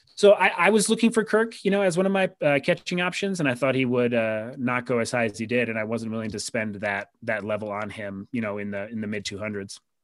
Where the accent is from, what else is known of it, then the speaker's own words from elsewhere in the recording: Rochester, New York, United States; my hometown minor league team, the Rochester Red Wings